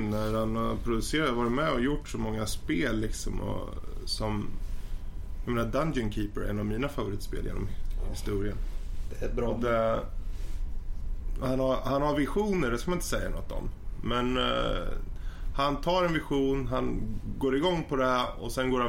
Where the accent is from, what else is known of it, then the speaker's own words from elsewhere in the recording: Sweden; Men som svensk.